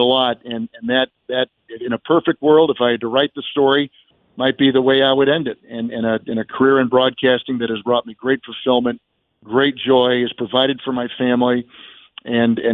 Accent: Green Bay, Wisconsin, United States; when I was growing up in Green Bay

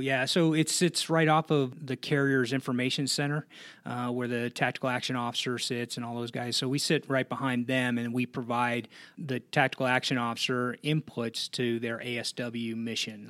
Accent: Blue Island, Illinois, United States; moved away; I'm from Chicago originally, uh, a uh, town on the south side uh, called Blue Island.

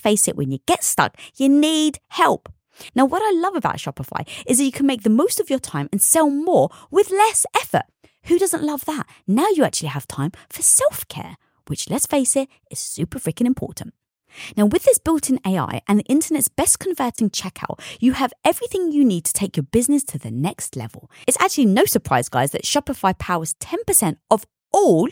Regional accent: London, United Kingdom; I was brought up in North London around a Greek and Turkish community.

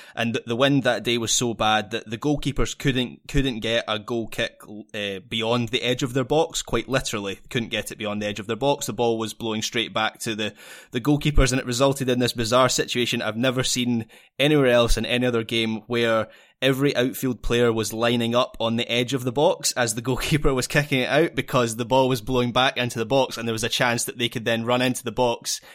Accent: Scotland, United Kingdom; being a Scottish football fan

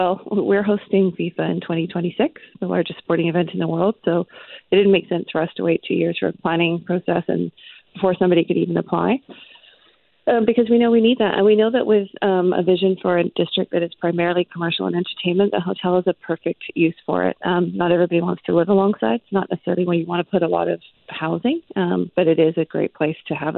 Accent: Vancouver, British Columbia, Canada; It was sort of a rite of passage of growing up in Vancouver.

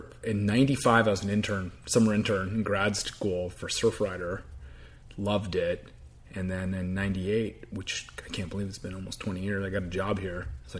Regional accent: Laguna Beach, California, United States; So I grew up in Laguna Beach.

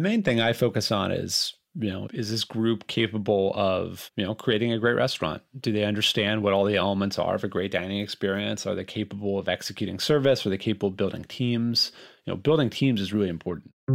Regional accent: Los Angeles, California, United States; I grew up in Los Angeles in a restaurant family

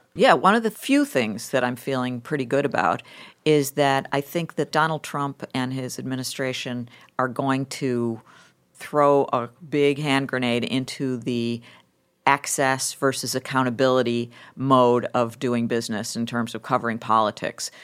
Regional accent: Lackawanna, New York, United States; moved away as an adult; also born or lived in Buffalo, New York; I grew up in Buffalo. I actually grew up in a steel town called Lackawanna, New York, with a, with Bethlehem Steel

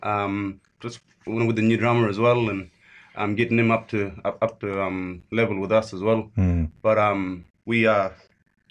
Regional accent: the Kimberley, Western Australia, Australia; we're all from the Kimberleys

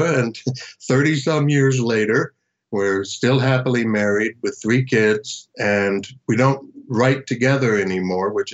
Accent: Miami, Florida, United States; moved away as an adult; also born or lived in Hollywood; when I was growing up in Miami

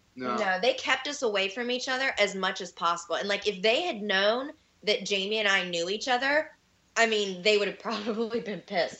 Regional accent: North Carolina, United States; moved away as an adult; I'm from North Carolina, and I moved here in 2011 to go back to school

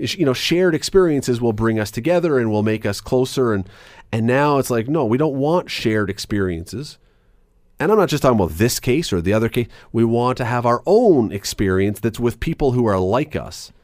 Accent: Toronto, Ontario, Canada; moved away as an adult; now in Hamilton, Canada; I grew up in Toronto. I moved here as a young adult

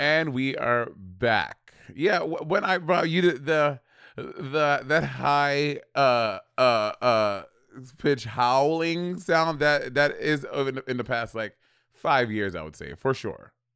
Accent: New York City, New York, United States; born or raised there

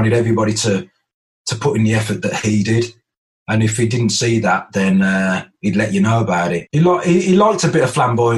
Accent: Birmingham, West Midlands, United Kingdom; Sometimes I used to knock about with the lads that I grew up with in Birmingham as well

